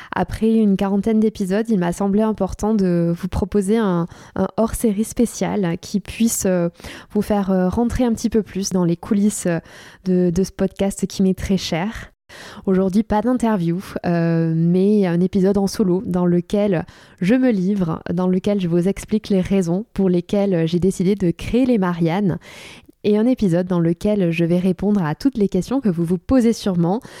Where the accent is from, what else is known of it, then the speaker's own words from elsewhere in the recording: Cahors, Occitania, France; moved away as an adult; also born or lived in Toulouse / St Andrews, Scotland / Paris; now in Bordeaux, France; je ne suis pas parisienne. À la base, je viens de Cahors dans le Lot.